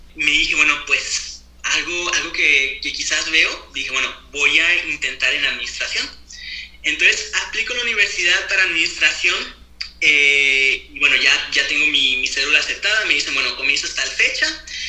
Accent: Torreón, Coahuila, Mexico; also born or lived in Canada; now in Saguenay, Canada; soy mexicano de nacimiento, nací en Torreón, Coahuila, y ya llevo aproximadamente unos 15 años viviendo en Canadá

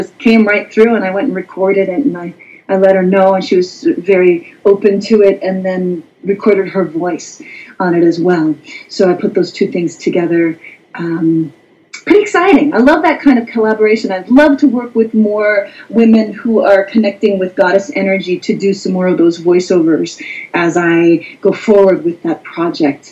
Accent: Wisconsin, United States; moved away; also born or lived in New York City; I'm from Wisconsin. I grew up on a farm.

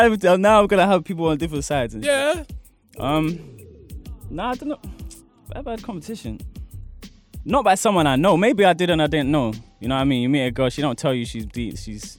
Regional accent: London, United Kingdom; I grew up on Wharf Road, SE17.

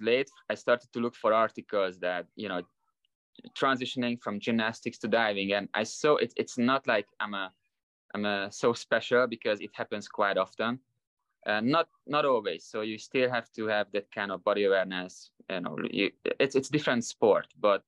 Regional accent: Hungary; moved away as an adult; now in Las Vegas, United States; I was a really good gymnast until I was 14, 15, national champions in Hungary

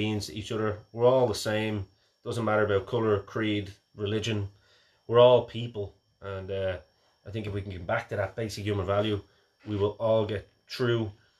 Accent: Ireland; we are Irish.

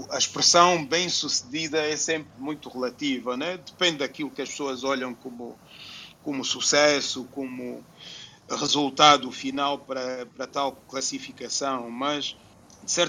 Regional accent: Angola; born there; Porque nós nascemos em Angola por algum motivo, né?

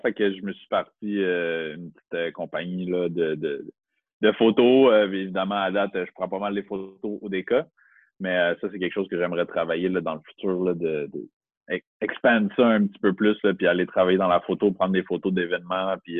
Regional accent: Montreal, Quebec, Canada; moved away as an adult; also born or lived in North Shore (Rive-Nord), Quebec; now in Rive-Nord, Canada; Je viens de Montréal. Je suis né à Montréal. J'ai vécu 23 ans à Montréal.

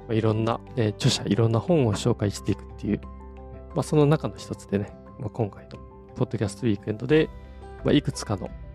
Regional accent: Kyoto, Japan; moved away as an adult; now in Tokyo, Japan; 生まれ育ち京都だったんですけど、ちょっと初めて東京に出てきたっていう

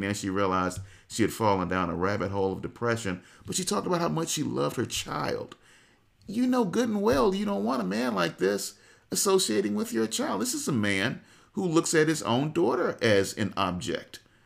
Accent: United States; as a black man, as an American

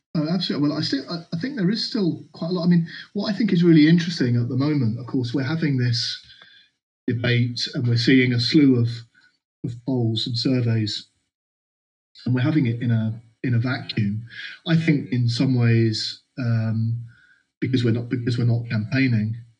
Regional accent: London, United Kingdom; moved away as an adult; now in Scotland, United Kingdom; I arrived as a more fresh-faced Londoner. Still got still got my accent, of course

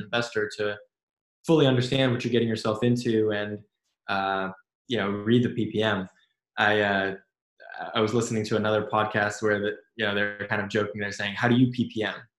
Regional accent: Silicon Valley, California, United States; growing up in Silicon Valley

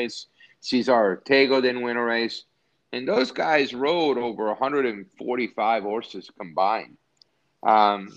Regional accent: Naples, Campania, Italy; moved away; my hometown in Napoli

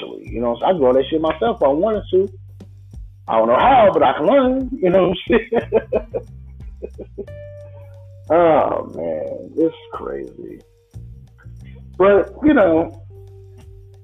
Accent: Illinois, United States; I'm from Illinois.

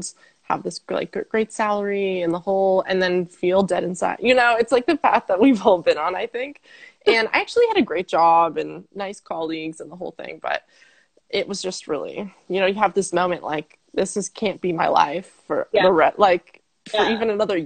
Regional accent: Pennsylvania, United States; moved away as an adult; now in Netherlands; I'm from Pennsylvania, but I live in the Netherlands because that's where my husband is from.

